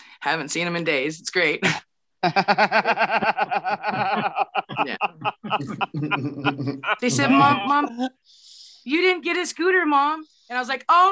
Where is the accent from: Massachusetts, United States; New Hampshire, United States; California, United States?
California, United States; Humboldt County; I come from Humboldt County